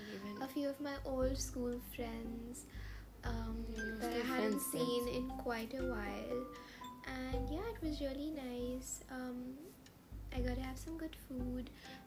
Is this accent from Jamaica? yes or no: no; Mumbai, Maharashtra, India; now in United States; Bombay is like my home.